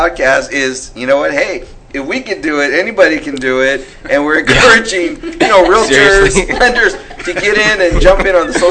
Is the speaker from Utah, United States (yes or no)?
no; California, United States; moved away as an adult; now in Texas, United States; We're originally from California